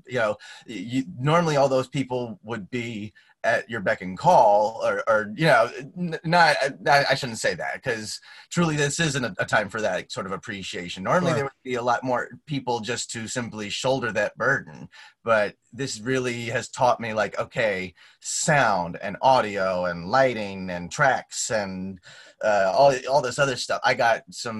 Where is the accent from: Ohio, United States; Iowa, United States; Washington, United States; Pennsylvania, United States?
Ohio, United States; Grandview Heights; moved away; I grew up 5 minutes from West Campus of OSU in a little teeny tiny town called Grandview Heights